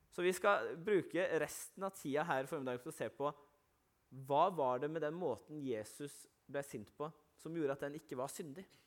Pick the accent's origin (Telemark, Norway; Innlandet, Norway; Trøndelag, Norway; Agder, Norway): Agder, Norway; Arendal; der jeg kommer fra i Arendal